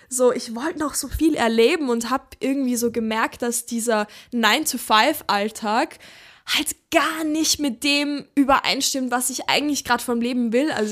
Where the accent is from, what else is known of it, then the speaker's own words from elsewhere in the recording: Upper Austria, Austria; also wo ich herkomme, ähm, da bin ich aufgewachsen, so ein ganz kleines Dörfchen ähm, in Oberösterreich.